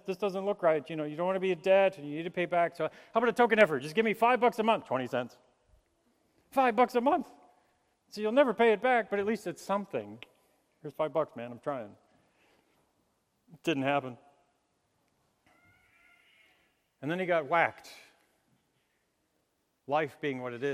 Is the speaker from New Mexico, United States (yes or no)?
yes; New Mexico, United States; as a child, growing up in New Mexico